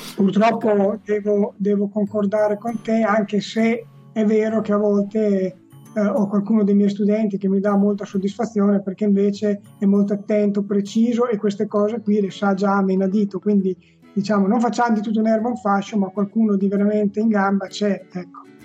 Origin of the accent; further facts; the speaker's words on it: Romagna Riviera, Emilia-Romagna, Italy; nella riviera romagnola, eh, che è la mia terra